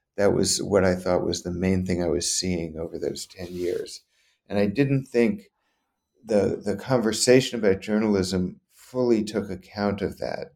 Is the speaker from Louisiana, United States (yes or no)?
yes; New Orleans, Louisiana, United States; moved away; I grew up in Louisiana.